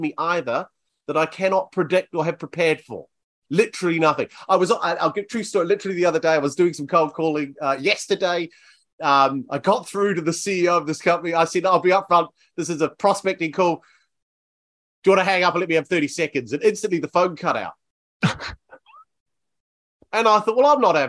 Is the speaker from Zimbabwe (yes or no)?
no; New Zealand; now in Bournemouth, United Kingdom; I'm from New Zealand originally